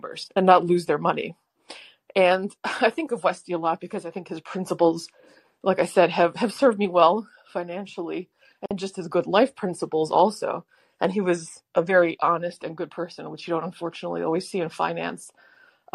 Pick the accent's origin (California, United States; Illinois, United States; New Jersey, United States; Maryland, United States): Maryland, United States; I was a wee young one growing up in Maryland